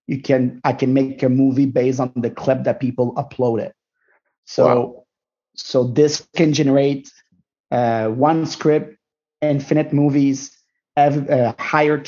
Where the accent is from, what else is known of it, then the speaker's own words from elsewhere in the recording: Montreal, Quebec, Canada; I'm Moroccan Tunisian from Montreal.